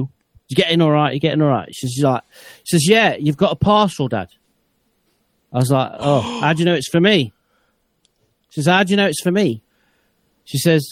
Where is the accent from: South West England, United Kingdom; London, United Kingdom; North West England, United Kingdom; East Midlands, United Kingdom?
East Midlands, United Kingdom; Nottingham